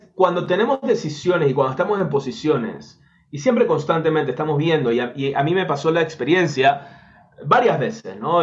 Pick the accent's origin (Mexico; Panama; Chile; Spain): Panama; en Panamá, en mi país